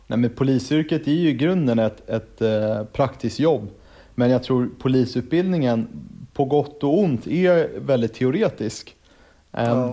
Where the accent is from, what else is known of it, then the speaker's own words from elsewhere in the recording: Stockholm, Stockholm County, Sweden; född och uppvuxen i Stockholm